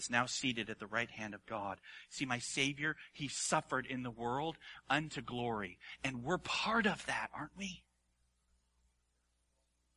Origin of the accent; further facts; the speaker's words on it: Hawaii, United States; I grew up in Hawaii.